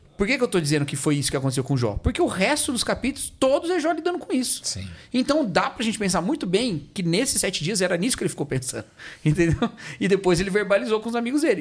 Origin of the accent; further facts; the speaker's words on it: Brazil; Eu sou brasileiro com outros brasileiros